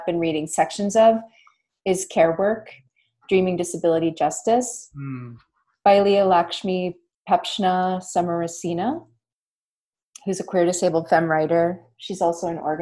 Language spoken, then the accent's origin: English; Nova Scotia, Canada; I'm from Nova Scotia, which is traditionally Mi'kmaq territory